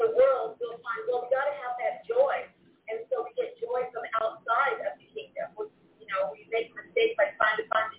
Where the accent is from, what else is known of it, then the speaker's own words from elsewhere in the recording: Arizona, United States; now in Honduras; I'm from the West Coast. I was born in Arizona with that background